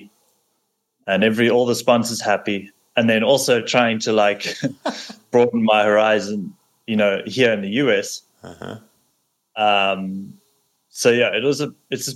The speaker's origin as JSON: {"language": "English", "country": "South Africa", "tie": "born or raised there", "moved": "as an adult", "said": "I was brought up in South Africa in a little, on a farm"}